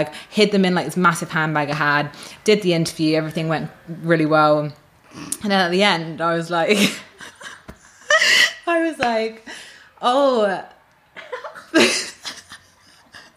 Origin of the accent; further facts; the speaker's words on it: United Kingdom; moved away as an adult; now in Australia; I'm British